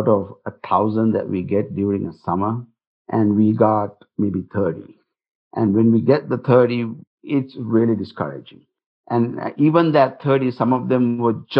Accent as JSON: {"language": "English", "country": "Singapore", "moved": "yes", "lives_now": "Utah, United States", "said": "I come from Singapore"}